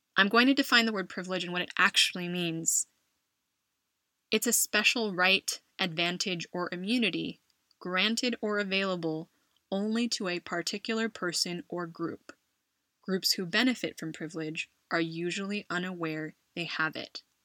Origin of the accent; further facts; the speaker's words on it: California, United States; moved away as an adult; now in Madrid, Spain; my home state of California